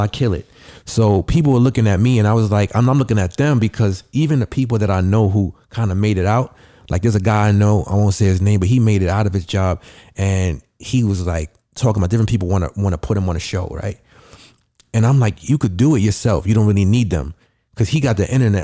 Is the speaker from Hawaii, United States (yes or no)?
no; New York City, New York, United States; I grew up in the Bronx